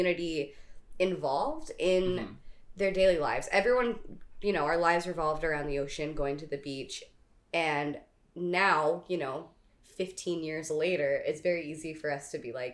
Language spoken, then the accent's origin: English; East Coast, Southeast, United States; now in Kailua, United States; on the East Coast, where I'm from the Southeast, it's a very big tourist town.